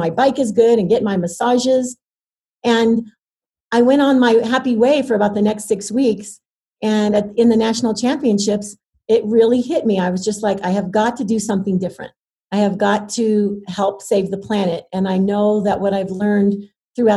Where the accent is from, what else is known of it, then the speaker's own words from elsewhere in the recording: Terre Haute, Indiana, United States; I grew up in Terre Haute, Indiana